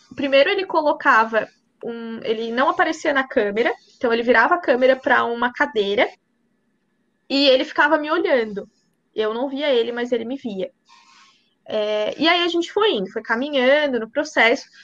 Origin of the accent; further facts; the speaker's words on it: Braço do Norte, Santa Catarina, Brazil; eu, eu, sou de Braço Norte